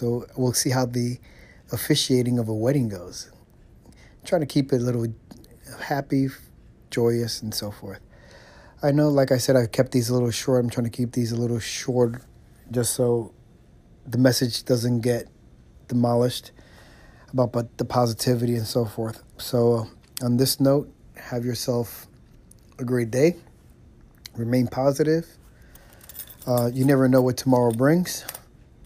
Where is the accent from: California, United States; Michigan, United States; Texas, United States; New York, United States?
New York, United States; New York City; moved away; I am from New York City